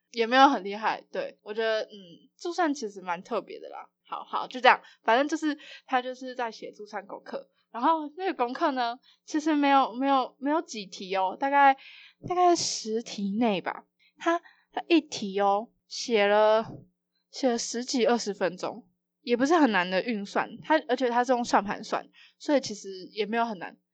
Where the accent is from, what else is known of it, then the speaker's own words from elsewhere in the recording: Taipei, Taiwan; 因为我是台北人